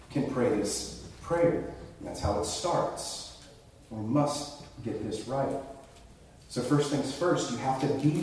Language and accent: English; rural North Carolina, United States; I grew up in the Bible Belt, rural North Carolina